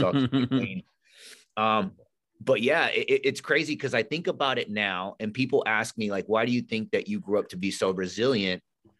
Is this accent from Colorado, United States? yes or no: no; California, United States; So we went, we grew up in Northern California. And if you're familiar with Northern California, it's beautiful, like lakes, rivers, mountains out there.